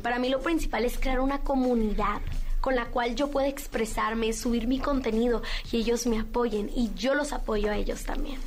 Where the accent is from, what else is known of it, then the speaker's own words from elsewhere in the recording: Mazatlán, Sinaloa, Mexico; yo fui reina infantil del carnaval de Mazatlán porque yo soy de Mazatlán